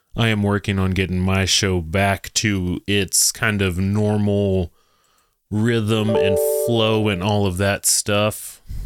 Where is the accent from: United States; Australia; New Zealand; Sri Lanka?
United States; Texas; I'm from Texas